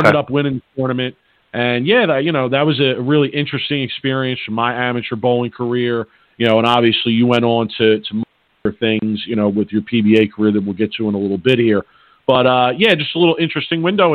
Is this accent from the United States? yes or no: yes; Philadelphia, Pennsylvania, United States; I'm from Philly, and there's a Philadelphia term